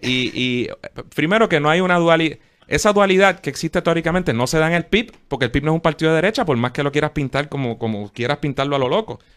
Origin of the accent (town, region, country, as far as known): Puerto Rico